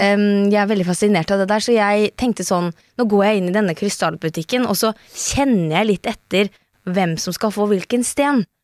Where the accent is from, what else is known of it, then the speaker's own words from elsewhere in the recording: Skjeberg, Østfold, Norway; accent: Østfold; also born or lived in Trøndelag; jeg kommer fra Skjeberg